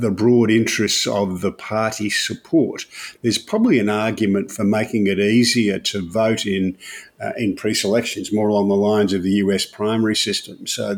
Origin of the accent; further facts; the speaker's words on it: Albury, New South Wales, Australia; there's still a plaque on the footpath there for where I was born in Albury